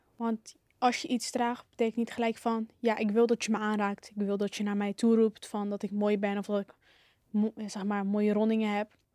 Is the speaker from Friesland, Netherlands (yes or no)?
no; Hellevoetsluis, South Holland, Netherlands; ik kom uit Hellevoetsluis, Zuid-Holland